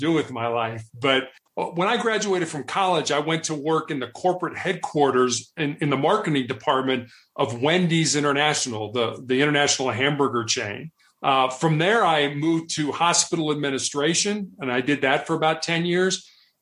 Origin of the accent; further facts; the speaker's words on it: Chicago, Illinois, United States; also born or lived in Charleston, South Carolina / Santa Barbara, California / Houston, Texas; now in Denver, United States; I grew up in Chicago, Illinois